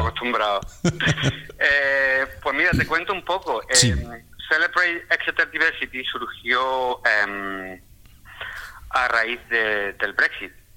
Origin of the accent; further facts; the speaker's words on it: Córdoba, Andalusia, Spain; moved away as an adult; now in England, United Kingdom; yo soy de, Córdoba, yo vengo de Andalucía, de Córdoba.